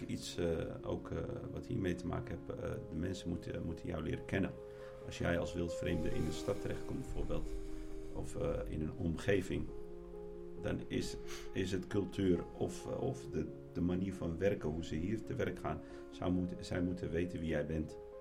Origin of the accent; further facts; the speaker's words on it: Netherlands; moved away as an adult; now in Morocco; En ik ben in Nederland opgevoed